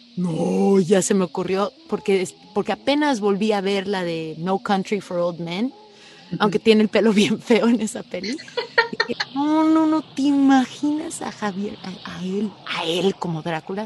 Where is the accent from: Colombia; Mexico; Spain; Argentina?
Mexico; moved away; me fui de México hace tantos años